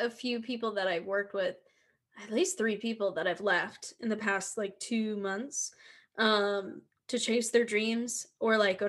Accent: Philadelphia, Pennsylvania, United States; Oh, not me. Because I'm from Philly.

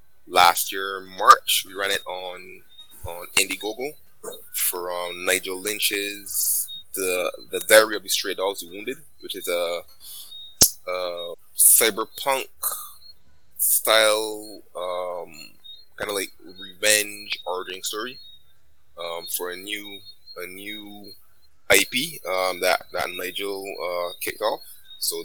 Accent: Barbados; I'm from Barbados myself

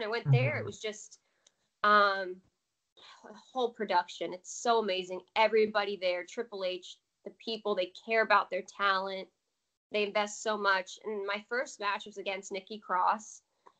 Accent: New Jersey, United States; born there; I was born in New Jersey. Parents are from Parsippany, New Jersey.

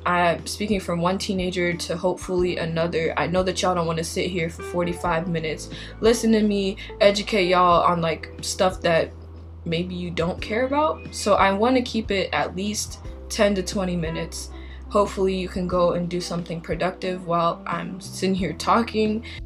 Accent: Minnesota, United States; I'm from Minnesota.

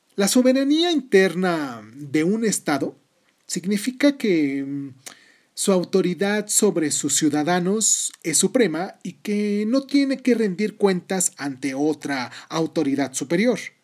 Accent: Mexico; yo soy mexicano porque nací en México

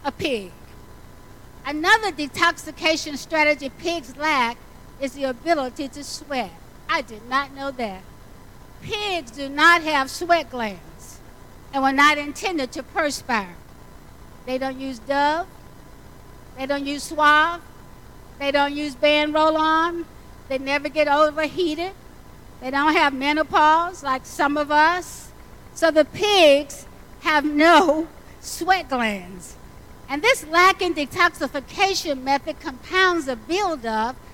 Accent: the South, United States; I grew up in the South

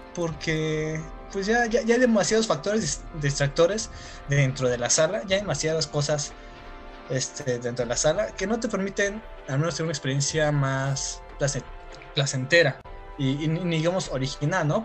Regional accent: Tapachula, Chiapas, Mexico; yo soy de Tapachula, Chiapas

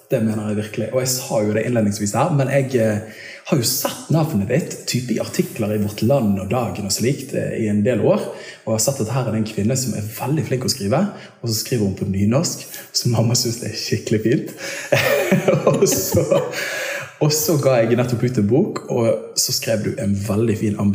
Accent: Bergen, Vestland, Norway; pleier å si at jeg er bergenser og karismatiker på toppen

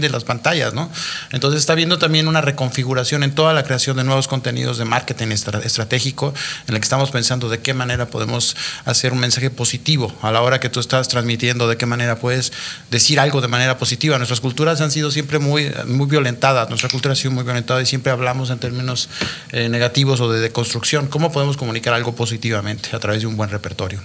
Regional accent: Mexico; moved away as an adult; tuve que salir de México

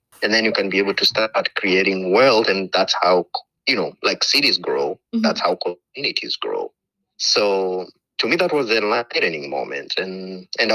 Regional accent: Kenya; moved away as an adult; now in Portland, United States; I was born and raised in Kenya and came here to the U.S. to study aviation

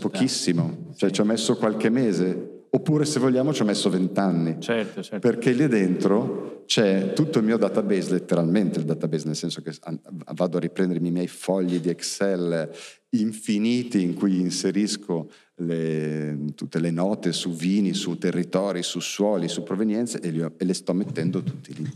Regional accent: Milan, Lombardy, Italy; pur essendo milanese

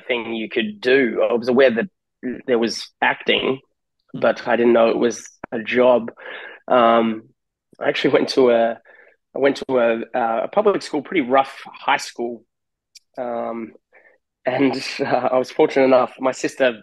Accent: Australia; moved away as an adult; also born or lived in California, United States; now in Huntington Beach, United States; I'm Australian. I moved over to LA. This will be my 10th year in California.

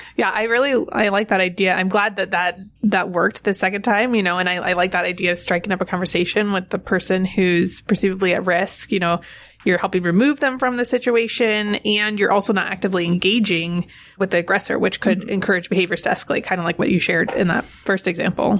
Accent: California, United States; I grew up in California

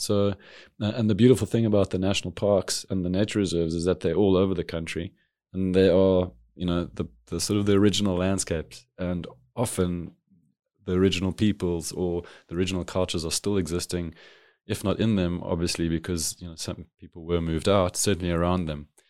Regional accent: Cape Town, Western Cape, South Africa; being a city kid, growing up in a city of Cape Town

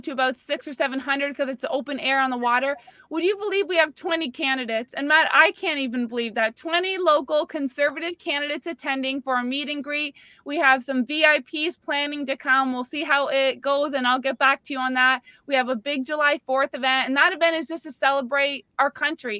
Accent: Canada; now in Palm Beach County, United States; I'm Canadian

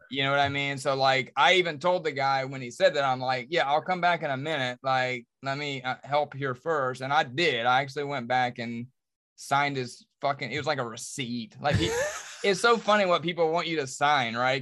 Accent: Charlotte, North Carolina, United States; I was born and raised in Charlotte, I'm about to turn forty-two

